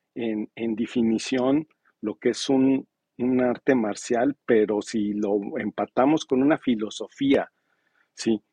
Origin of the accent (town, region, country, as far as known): Mexico; now in Los Cabos, Mexico